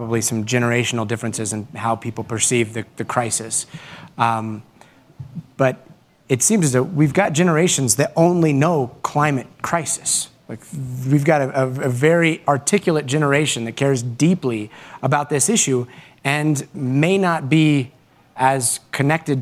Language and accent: English; New Mexico, United States; also born or lived in Guatemala; grew up in New Mexico